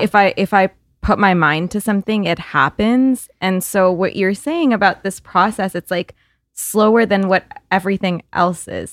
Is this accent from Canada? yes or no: yes; Canada; I'm Canadian